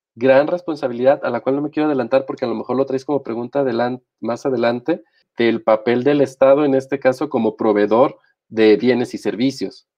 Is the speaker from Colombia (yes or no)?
no; Mexico; aquí estoy, como están millones de mexicanos